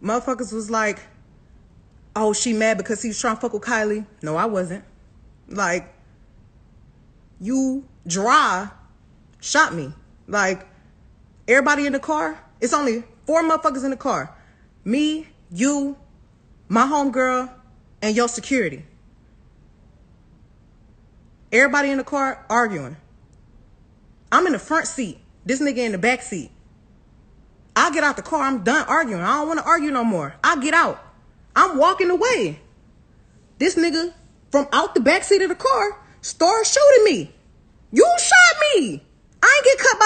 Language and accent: English; Houston, Texas, United States